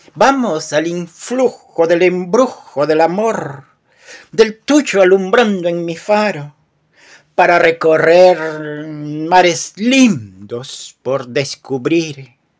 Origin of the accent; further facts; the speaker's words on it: Peru; Soy de Perú y escribo poemas